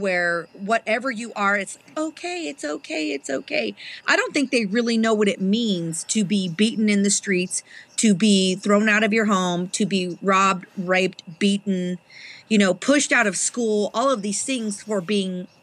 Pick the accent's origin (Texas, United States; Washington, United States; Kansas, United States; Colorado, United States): Colorado, United States; Trinidad; I was raised in Trinidad, Colorado